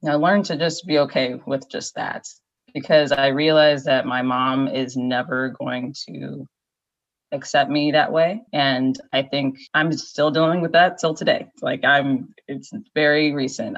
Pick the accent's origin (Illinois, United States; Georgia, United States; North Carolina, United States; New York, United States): Illinois, United States; Naperville; moved away as an adult; also born or lived in Maryland / Chicago / California; now in Washington, DC, United States; I was born in Maryland, grew up in Naperville